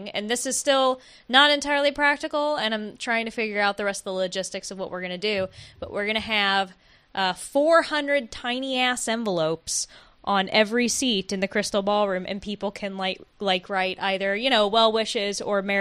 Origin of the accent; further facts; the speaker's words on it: Oakland, California, United States; So guys, we're from Oakland.